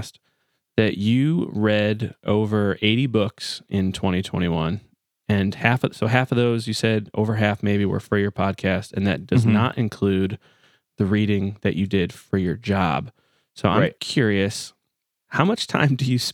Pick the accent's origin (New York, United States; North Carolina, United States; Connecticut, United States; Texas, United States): Connecticut, United States; moved away; also born or lived in Nashville; I grew up in Connecticut